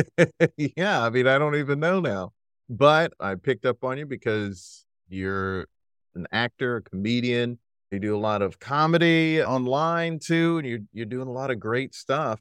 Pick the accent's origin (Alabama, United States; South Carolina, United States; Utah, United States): South Carolina, United States; also born or lived in Brooklyn, New York; now in New York, United States; I'm currently in Brooklyn, New York, but I'm from South Carolina originally